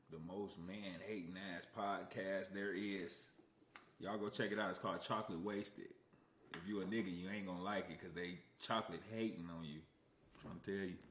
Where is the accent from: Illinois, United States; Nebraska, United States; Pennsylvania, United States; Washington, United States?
Illinois, United States; Aurora; I'm from Aurora, Illinois